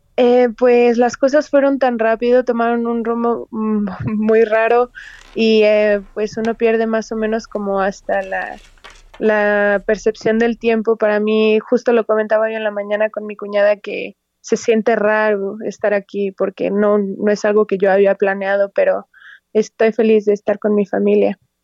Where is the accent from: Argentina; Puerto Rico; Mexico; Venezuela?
Mexico; Toluca, State of Mexico; Soy de Toluca